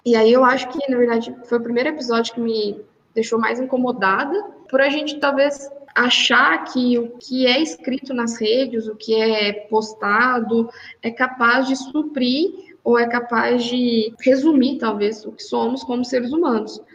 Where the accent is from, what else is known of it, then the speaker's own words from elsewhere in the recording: Poços de Caldas, Minas Gerais, Brazil; also born or lived in Belo Horizonte; eu sou de Poços de Caldas, fiz meu mestrado na PUC de BH